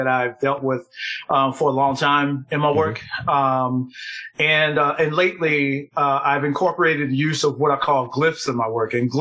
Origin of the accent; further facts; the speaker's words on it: Philadelphia, Pennsylvania, United States; I'm born and raised in Philadelphia. I'm still living here